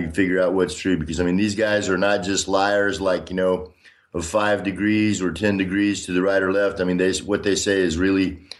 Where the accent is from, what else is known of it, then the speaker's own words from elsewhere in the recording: Austin, Texas, United States; moved away as an adult; also born or lived in Washington State / Minnesota / Illinois / Tulsa, Oklahoma; now in Donetsk, Ukraine; I was born in 1960 in Austin, Texas. I grew up mostly in Texas, served in the U.S. Army. I've lived in Washington State, Minnesota, Illinois, Tulsa, Oklahoma, and spent a couple of years in Germany overseas when I was in the U.S. Army.